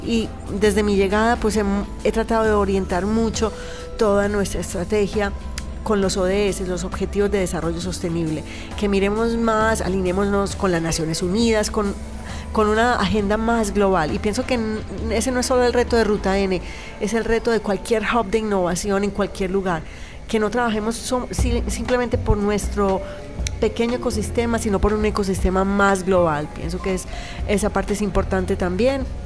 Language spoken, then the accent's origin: Spanish; Medellín, Antioquia, Colombia; moved away as an adult; also born or lived in Canada / France / Belgium / Iceland; nacida en Colombia, criada en esta ciudad